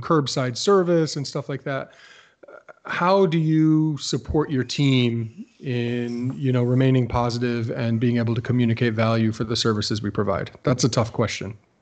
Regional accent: Plainville, Connecticut, United States; moved away; Plainville, Connecticut, my hometown, where I no longer live

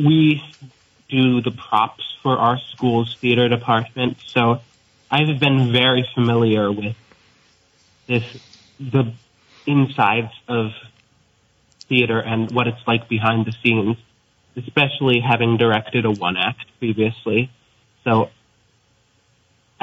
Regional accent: Burlington, Vermont, United States; I'm also 16 from Burlington

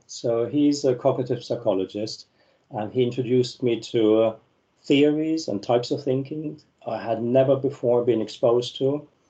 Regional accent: Germany; moved away as an adult; So I came from Germany and I moved to Italy, first to Rome, then to Siena.

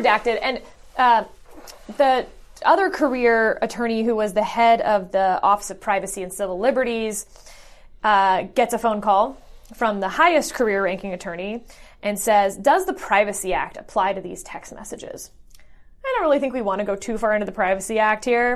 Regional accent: about an hour outside of Houston, Texas, United States; moved away as an adult; also born or lived in Illinois; I grew up in, a, about an hour outside of Houston, and I'm very Texan.

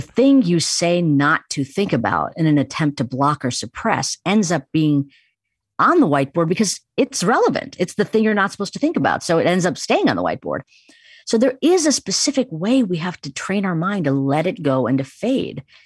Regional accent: Chicago, Illinois, United States; I grew up in Chicago, but have very much Indian tradition permeated my upbringing

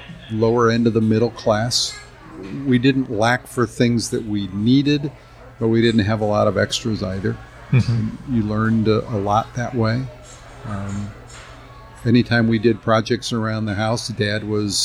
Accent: Kirkwood, Missouri, United States; Grew up here in the St. Louis area, in the area of Kirkwood, Missouri

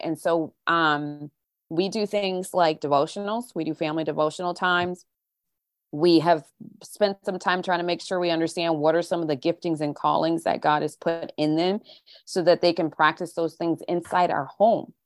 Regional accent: St. Louis, Missouri, United States; moved away as an adult; also born or lived in California / England / Wichita, Kansas / Tulsa, Oklahoma; pretty much spent the rest of my childhood up, up, all the way up through high school in the Saint Louis area.

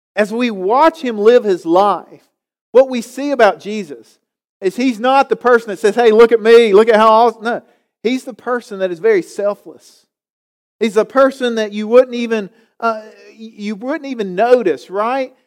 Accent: Galax, Virginia, United States; I grew up here in Galax

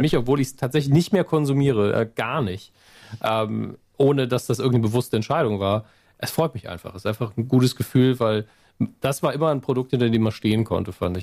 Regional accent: Germany; als Deutscher

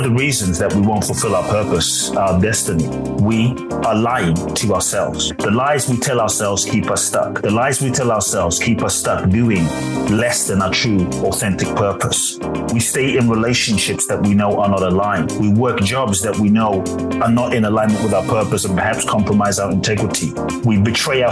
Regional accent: London, United Kingdom; also born or lived in Ghana; now in United States; I was born in Ghana, West Africa. My father is from Ghana. My mother is Japanese. I grew up in London and now the US

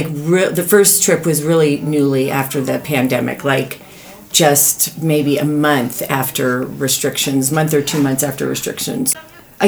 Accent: Boulder, Colorado, United States; moved away as an adult; also born or lived in Michigan / California / Seattle; I was born in Michigan, but raised in Boulder, Colorado

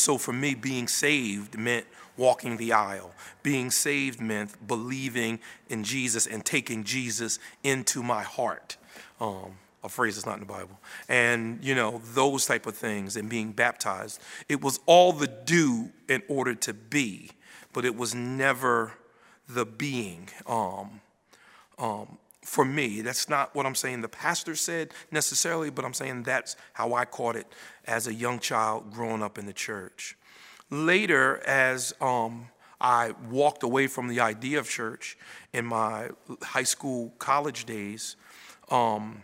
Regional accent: Paterson, New Jersey, United States; I was born in Paterson, New Jersey. It's North Jersey, north of here, about 90 miles. And I was born and raised there

